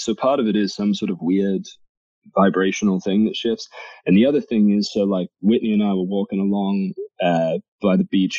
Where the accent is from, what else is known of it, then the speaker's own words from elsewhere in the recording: England, United Kingdom; now in Boise, United States; I'm English. I've had Jags my whole life. And then we decided we were moving to Boise.